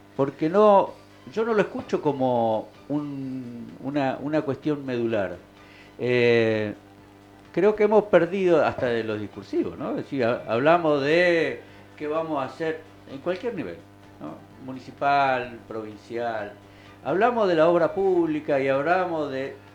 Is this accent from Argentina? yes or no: yes; Argentina; como ciudadano argentino